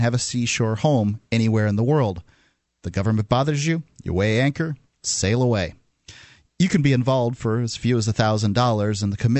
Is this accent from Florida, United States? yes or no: yes; Florida, United States; moved away as an adult; now in New Hampshire, United States; I'm from Florida originally